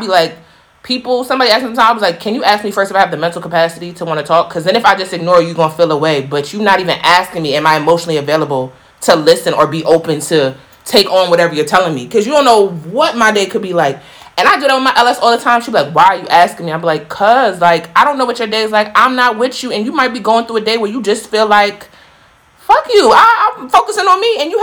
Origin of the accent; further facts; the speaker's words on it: United States; growing up in Black America